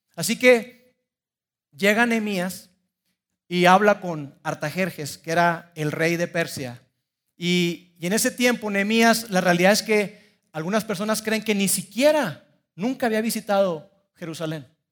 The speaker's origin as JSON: {"language": "Spanish", "country": "Mexico", "said": "soy orgullosamente mexicano"}